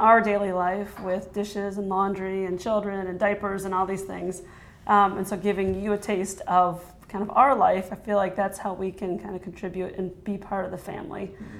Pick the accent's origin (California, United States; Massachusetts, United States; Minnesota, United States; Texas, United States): Minnesota, United States; Minneapolis–Saint Paul; also born or lived in Milwaukee, Wisconsin; now in Milwaukee area, United States; I'm from Minnesota, okay. Originally, Twin Cities area.